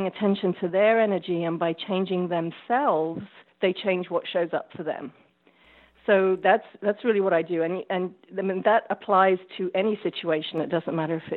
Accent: England, United Kingdom; moved away as an adult; now in United States; I'm originally from England. Been living in the U.S. For 24 years now.

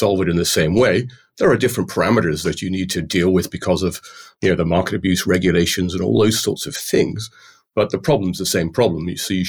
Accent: Ireland; I'm called a plastic paddy in Ireland because I feel very Irish, having grown up in Ireland, but my accent would be anything but.

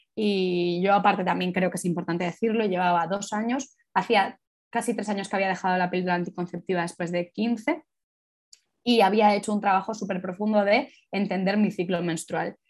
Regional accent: Madrid, Community of Madrid, Spain; soy de Madrid y vivo en Madrid

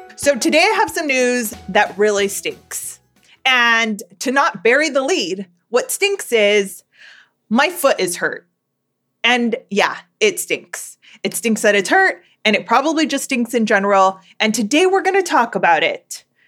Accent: Southern California, United States; I am born and raised in Southern California

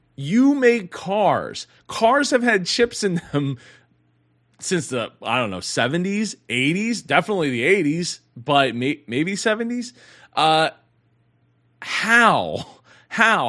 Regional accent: Philadelphia, Pennsylvania, United States; I am from the Philly area

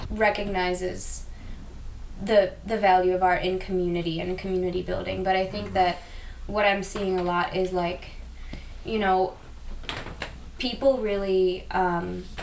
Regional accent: Chicago, Illinois, United States; also born or lived in Australia; But as an like an independent artist, like saying I'm from Chicago doesn't have the same weight about it.

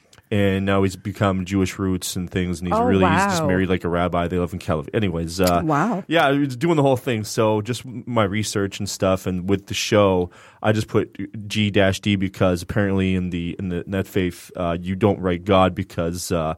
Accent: Canada; shout out to Canada, because I'm Canadian.

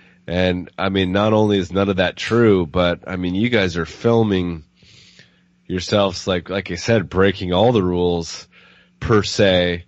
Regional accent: West Coast, United States; we're from the West Coast

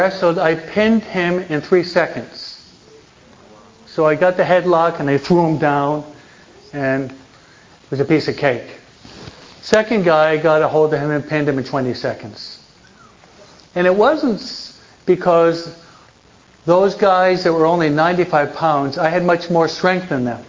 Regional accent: United States; also born or lived in New Jersey; now in California, United States; at least I'm from the East Coast, I'm a New Yorker from New York, New Jersey.

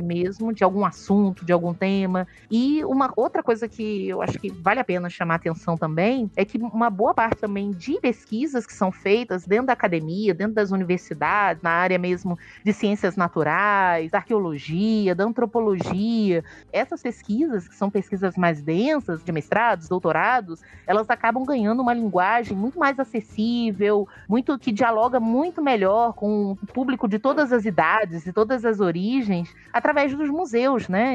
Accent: Rio de Janeiro, Brazil; moved away as an adult; also born or lived in Alagoas; now in Sergipe, Brazil; eu sou uma carioca

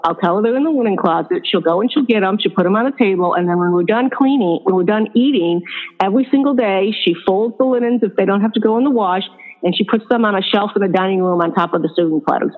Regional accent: upstate New York, United States; now in Florida, United States; I was born and raised in a town up in upstate New York

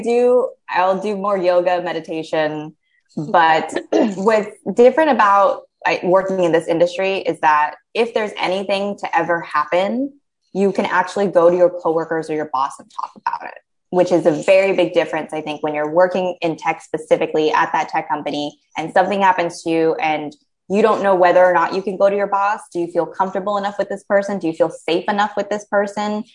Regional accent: United States; as an American

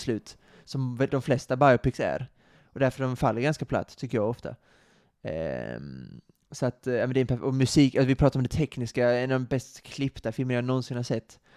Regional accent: Sweden; vårt land

